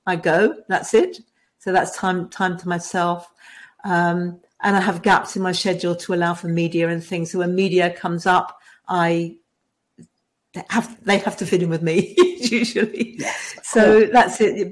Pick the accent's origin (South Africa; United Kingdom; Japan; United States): United Kingdom; England; now in Hobart, Australia; I was born in England. I live in Tasmania, which is in Australia.